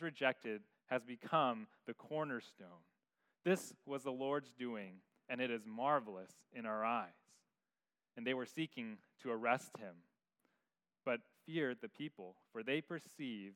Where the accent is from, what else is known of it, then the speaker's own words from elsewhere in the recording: San Francisco, California, United States; growing up in San Francisco, in my backyard was concrete